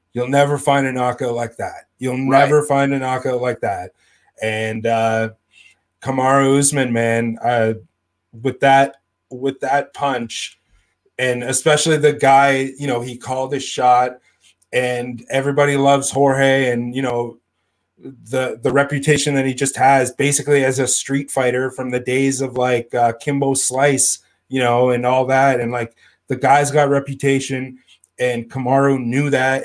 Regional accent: Northern Ontario, Canada; I'm from Northern Ontario

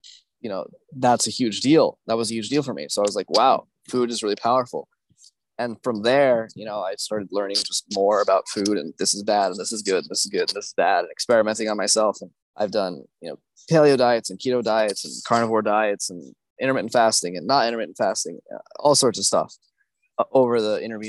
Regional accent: United States; as an American, you know, growing up, my mom had always cooked everything I ate

